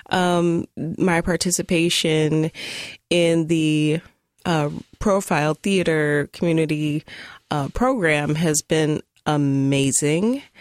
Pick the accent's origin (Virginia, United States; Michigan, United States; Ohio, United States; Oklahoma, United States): Oklahoma, United States; Tulsa; now in Portland, United States; I am new to Portland, relatively. Um, I'm originally from Tulsa, Oklahoma. Um, I am a black woman even though I am super duper pale